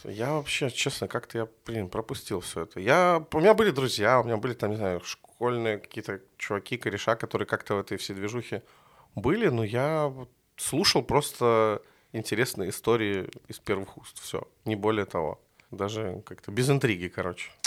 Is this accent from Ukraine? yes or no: no; Minsk, Belarus; Я жил практически там возле тракторного, это улица Долгобродская